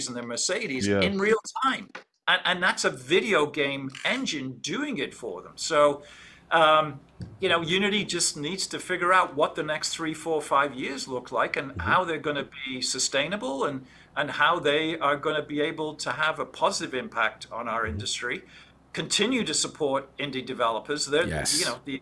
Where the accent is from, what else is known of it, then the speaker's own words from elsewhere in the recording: England, United Kingdom; when I grew up in England